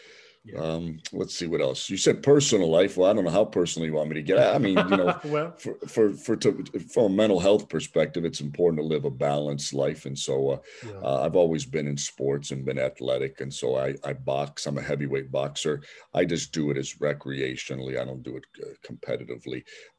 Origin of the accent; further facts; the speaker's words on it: Cleveland, Ohio, United States; I'm from Cleveland, Ohio, an inner city community called Little Italy, an Italian section of Cleveland.